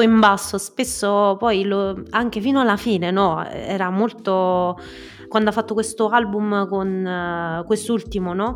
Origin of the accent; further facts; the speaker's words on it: Molise, Italy; moved away as an adult; also born or lived in Rome; appena uscita fuori dal mio paesino, dal Molise